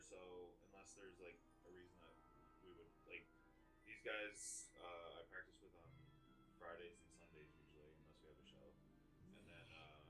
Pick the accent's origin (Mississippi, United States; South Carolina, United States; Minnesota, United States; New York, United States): New York, United States; moved away as an adult; now in Phoenix, United States; when I grew up in New York, so I was in a bunch of bands out there when I was younger.